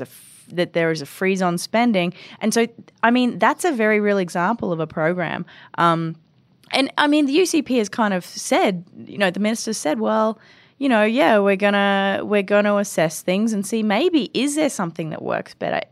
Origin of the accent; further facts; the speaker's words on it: Brisbane, Queensland, Australia; moved away as an adult; now in Edmonton, Canada; I went to university in, um, in Brisbane, Australia, my hometown